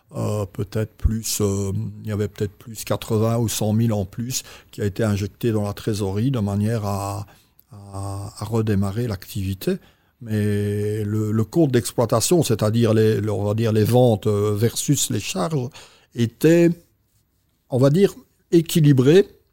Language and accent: French; Belgium; je suis belge, d'origine belge